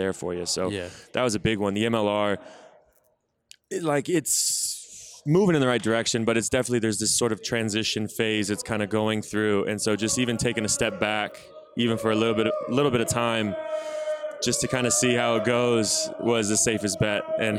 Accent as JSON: {"language": "English", "town": "Austin", "region": "Texas", "country": "United States", "said": "Austin, Texas."}